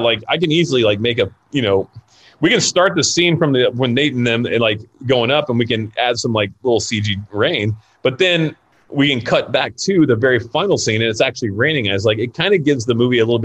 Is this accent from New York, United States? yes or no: no; Florida, United States; also born or lived in California; now in Los Angeles, United States; I'm from Florida. Like, well, I grew up in Florida. I'm born in California.